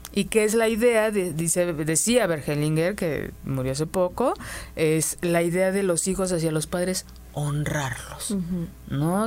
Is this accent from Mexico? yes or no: yes; Mexico; nos lo enseñaron como mujeres mexicanas